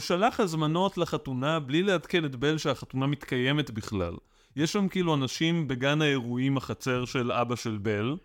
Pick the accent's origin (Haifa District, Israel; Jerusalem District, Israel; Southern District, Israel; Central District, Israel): Central District, Israel; Ra'anana; moved away; also born or lived in Tel Aviv; גדלתי ברעננה